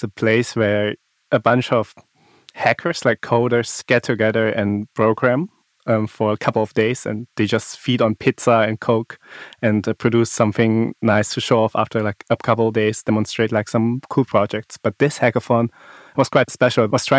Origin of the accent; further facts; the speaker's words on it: Baden-Württemberg, Germany; I grew up in the Black Forest, so nature has been a big part of like my life.